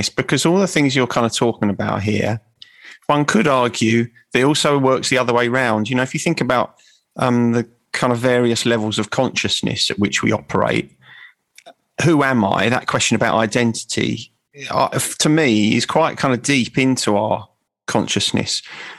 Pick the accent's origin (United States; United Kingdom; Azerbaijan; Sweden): United Kingdom; England; I identify with St. George because I'm English, I was born in England.